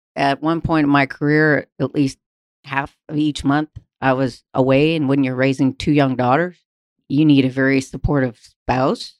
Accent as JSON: {"language": "English", "town": "Vancouver", "region": "British Columbia", "country": "Canada", "tie": "born or raised there", "also_born_or_lived": "Alberta", "moved": "as an adult", "said": "I'm from Canada. Canada is not necessarily known as an oil mecca, especially where I grew up in Vancouver, British Columbia"}